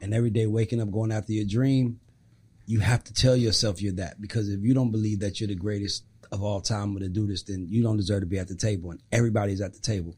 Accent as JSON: {"language": "English", "town": "Atlanta", "region": "Georgia", "country": "United States", "said": "I'm from Atlanta"}